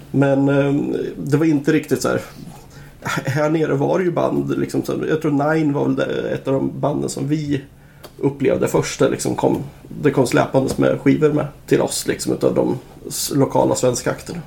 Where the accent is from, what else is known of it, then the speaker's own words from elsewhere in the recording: Nyköping, Södermanland, Sweden; jag är från Nyköping